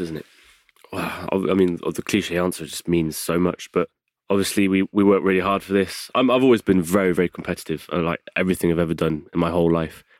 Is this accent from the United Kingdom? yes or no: yes; England, United Kingdom; moved away; also born or lived in south of France; I was brought up as an English boy.